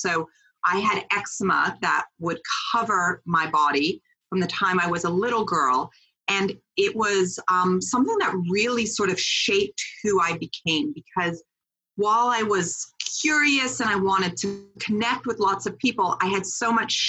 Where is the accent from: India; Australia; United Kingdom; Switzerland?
Switzerland; born there; So I was born in Switzerland on a biodynamic farm.